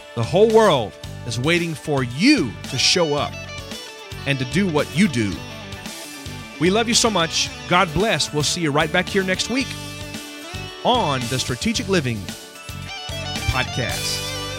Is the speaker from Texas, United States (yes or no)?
yes; Houston, Texas, United States; moved away; it's my hometown where I grew up